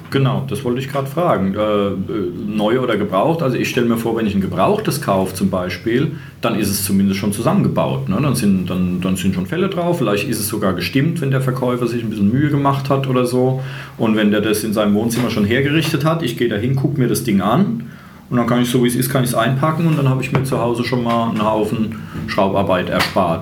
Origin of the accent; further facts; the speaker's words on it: Germany; als Deutscher